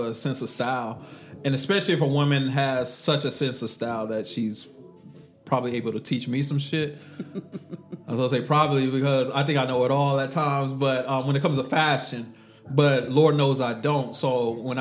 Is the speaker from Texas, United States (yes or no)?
yes; Texas, United States; I'm from Texas